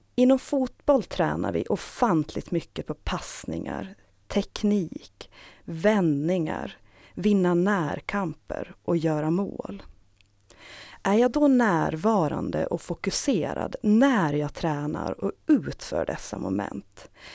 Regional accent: Saltvik, Åland Islands; now in Stockholm, Sweden; Jag har växt upp i Saltvik tillsammans med min familj

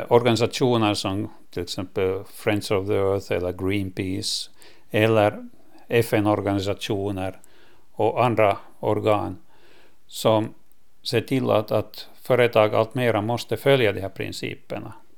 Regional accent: Lappo, Åland Islands; Det här är min hemö och eh, min fars släkt kommer härifrån sedan många generationer.

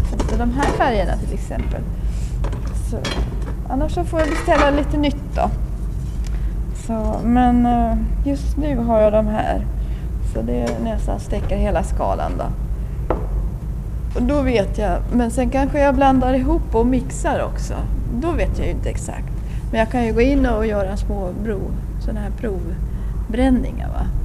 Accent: Japan; Vi kommer från Japan.

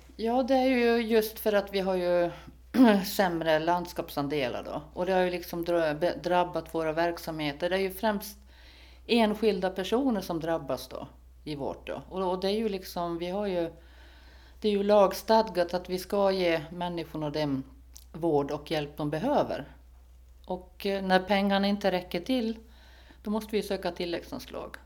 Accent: Sweden; now in Föglö, Åland; nu kommer jag från Sverige

